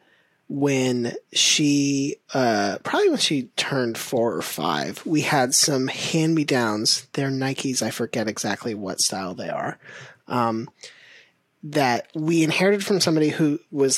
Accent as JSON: {"language": "English", "region": "Florida", "country": "United States", "tie": "born or raised there", "said": "growing up in Florida, you're like playing outside all the time"}